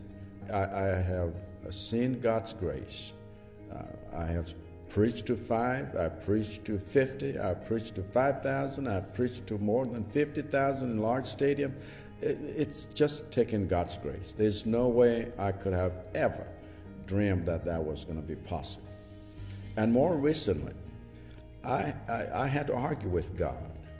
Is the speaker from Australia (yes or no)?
no; Malawi; I come from Malawi.